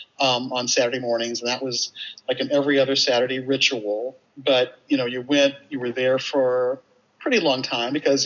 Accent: St. Louis, Missouri, United States; I was a little black girl growing up in St. Louis, you know, in the 1950s and 60s

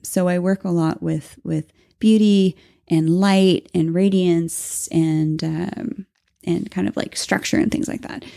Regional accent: Canada; we're Canadian.

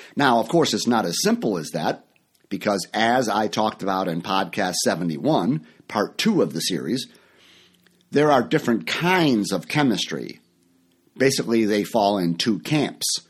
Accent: Chicago, Illinois, United States; moved away as an adult; also born or lived in Orlando, Florida; I live in Chicago now. This is my hometown. I'm back here. I, I lived for many years in Florida.

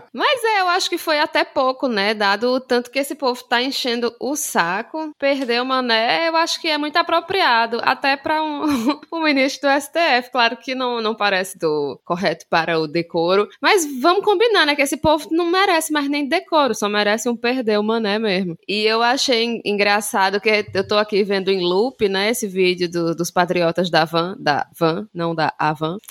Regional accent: João Pessoa, Paraíba, Brazil; Sou daqui de João Pessoa, Paraíba, e eu faço histórias em quadrinhos

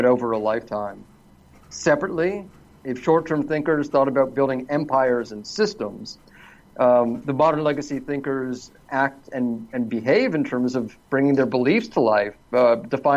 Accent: Toronto, Ontario, Canada; moved away as an adult; now in Los Angeles, United States; I'm originally from Toronto, Canada, but I've been living in mostly sunny Los Angeles

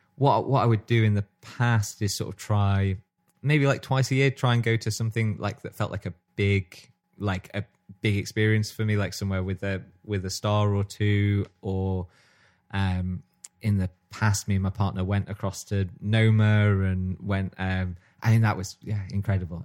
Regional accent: Stockport, North West England, United Kingdom; growing up in Stockport

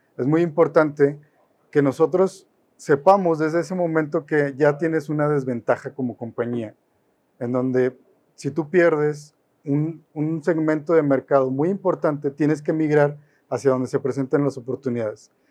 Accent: Mexico; Como mexicanos

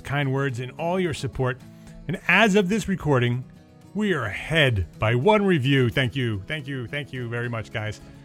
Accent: New Jersey, United States; accent: New Jersey; now in New York, United States; my accent changes from New Jersey, which is what you're hearing right now, to because that's where I was born and bred. I live in New York, but I'm a Jersey boy

